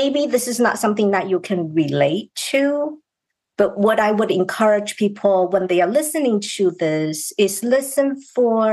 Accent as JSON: {"language": "English", "country": "China", "tie": "born or raised there", "moved": "as an adult", "lives_now": "United States", "said": "I grew up in China"}